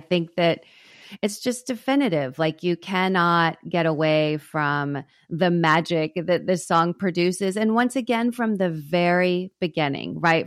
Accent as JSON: {"language": "English", "region": "Texas", "country": "United States", "tie": "born or raised there", "said": "growing up in Texas"}